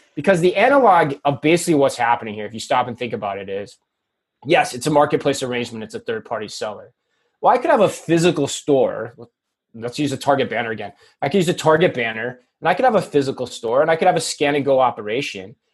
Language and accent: English; Phoenix, Arizona, United States; my hometown of phoenix arizona